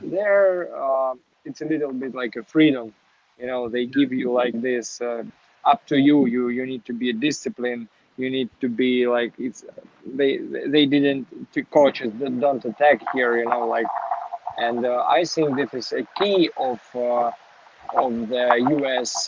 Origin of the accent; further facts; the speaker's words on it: Kharkiv, Kharkiv Oblast, Ukraine; English is a second language; moved away as an adult; also born or lived in Kyiv, Ukraine / Warsaw, Poland / Florida, United States; I was born in Kharkiv